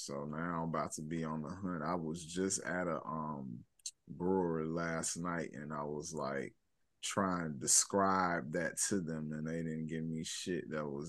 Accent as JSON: {"language": "English", "town": "Chicago", "region": "Illinois", "country": "United States", "tie": "born or raised there", "said": "I grew up in the Chicago public school system."}